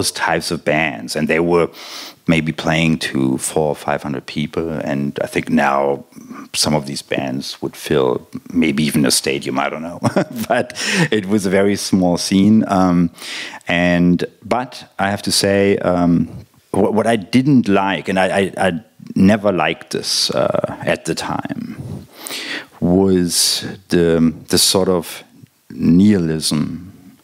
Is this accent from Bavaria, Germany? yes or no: no; Berlin, Germany; I grew up in West Berlin.